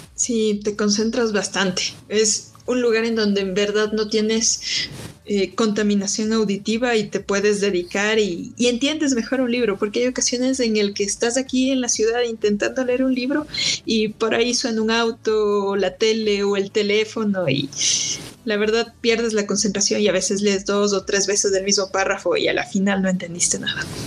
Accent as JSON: {"language": "Spanish", "town": "Quito", "region": "Pichincha", "country": "Ecuador", "said": "soy quiteña"}